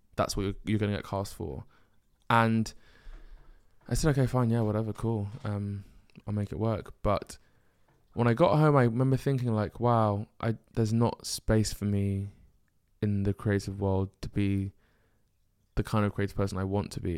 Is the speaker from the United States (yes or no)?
no; United Kingdom; being a Nigerian firstborn male in the UK and being black